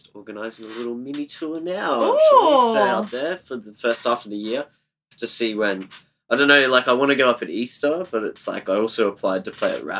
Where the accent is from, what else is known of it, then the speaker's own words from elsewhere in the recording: Cairns, Queensland, Australia; I grew up in Cairns, so I'm used to the heat.